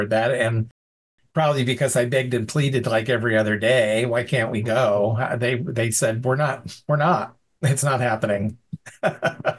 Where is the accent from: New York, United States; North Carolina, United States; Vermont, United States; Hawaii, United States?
New York, United States; Vestal; my hometown is Vestal, New York, which is right next door